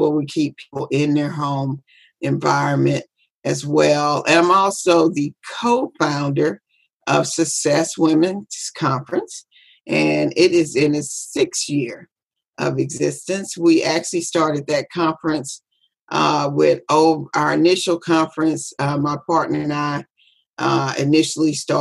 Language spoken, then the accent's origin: English; Biloxi, Mississippi, United States; I'm from Biloxi, Mississippi